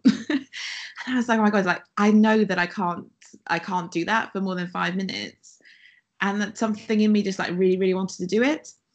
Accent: Wales, United Kingdom; moved away; I'm from Wales originally

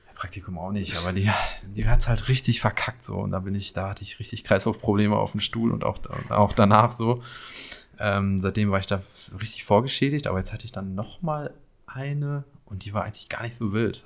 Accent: Paderborn, North Rhine-Westphalia, Germany; accent: East Westphalian; now in Berlin, Germany; wir in Paderborn sprechen keinen Dialekt oder sonst was

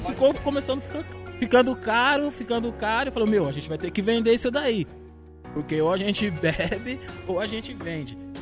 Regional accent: São Paulo, Brazil; E eu sou do último, do último bairro da Zona Leste, que chama ah, Cidade

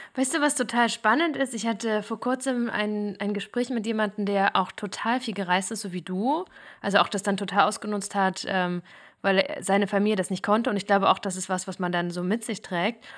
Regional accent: Thuringia, Germany; Thüringerin, Wendekind und immer noch Ossi.

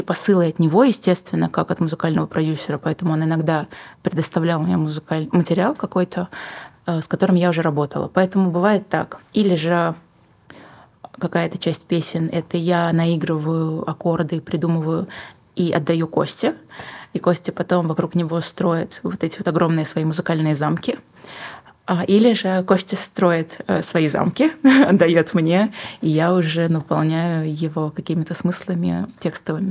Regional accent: Western Kazakhstan, Kazakhstan; also born or lived in Saint Petersburg, Russia; now in Almaty, Kazakhstan; моя малая родина — это все таки Западный Казахстан

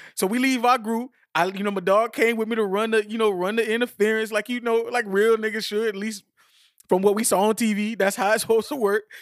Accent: United States; I'm American

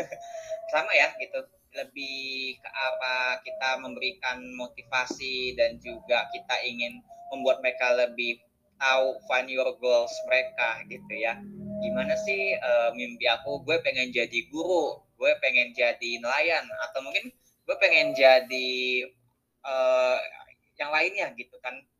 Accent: Serang, Banten, Indonesia; accent: Sundanese; moved away as an adult; also born or lived in Majalaya, Bandung Regency (parents) / Bandung; now in Jakarta, Indonesia; aku tuh uh, lahir di Serang ya, di Banten.

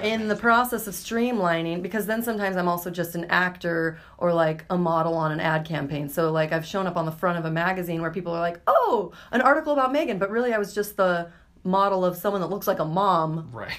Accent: Boise, Idaho, United States; I was born and raised in Boise

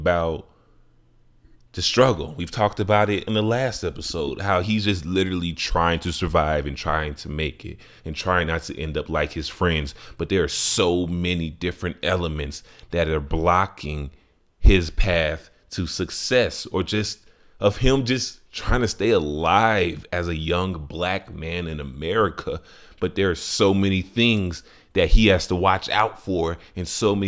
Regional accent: Chicago, Illinois, United States; my life growing up in Chicago

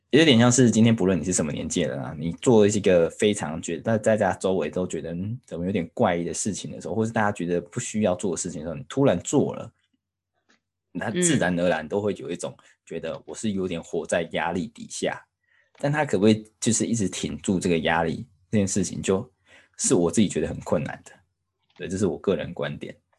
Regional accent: Taiwan; now in United Kingdom; 我们台湾人

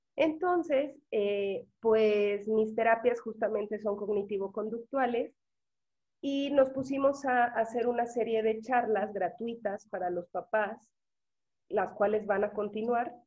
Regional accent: Mexico; porque somos mexicanos

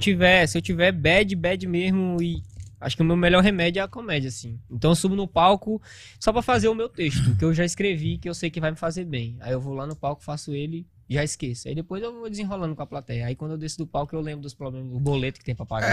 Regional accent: Grajaú, Maranhão, Brazil; moved away as an adult; also born or lived in São Paulo; now in Manaus, Brazil; eu sou, sou do Maranhão

